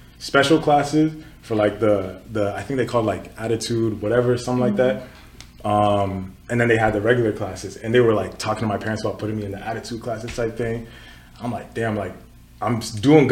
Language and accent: English; Katy, Texas, United States; moved away as an adult; also born or lived in Nigeria; now in Ottawa, Canada; I was born in Nigeria, grew up in Katy, Texas. Then I moved here